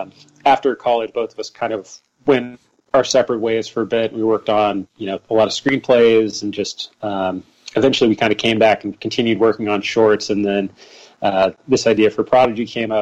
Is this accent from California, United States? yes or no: yes; Pittsburg, California, United States; From a young age, I grew up in Pittsburgh, California.